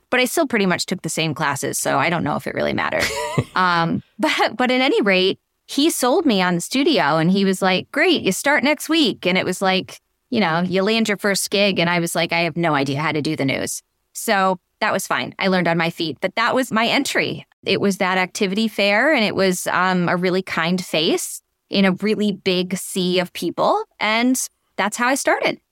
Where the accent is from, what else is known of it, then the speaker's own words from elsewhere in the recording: Western Massachusetts, United States; I'm a Massachusetts girl. I grew up in Western Mass, just outside of the Berkshires